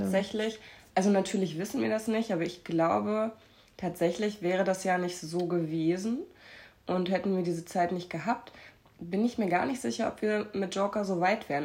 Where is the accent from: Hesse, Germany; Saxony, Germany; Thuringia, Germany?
Thuringia, Germany; Erfurt; now in Hamburg, Germany; von Erfurt ist, wo meine Familie wohnt, wo ich herkomme ursprünglich